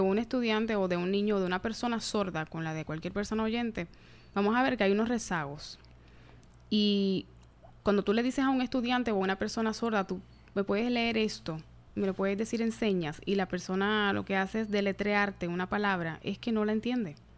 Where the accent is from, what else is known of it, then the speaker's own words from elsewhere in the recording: Yabucoa, Puerto Rico; Yo soy original de Yabucoa